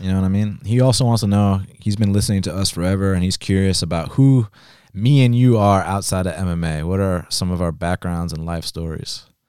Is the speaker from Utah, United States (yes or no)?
no; Atlanta, Georgia, United States; I was born and raised in Atlanta, Georgia, um, lived here my whole life